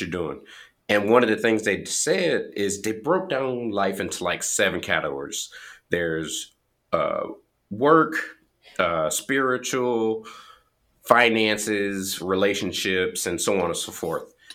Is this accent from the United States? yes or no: yes; the South, United States; growing up in the South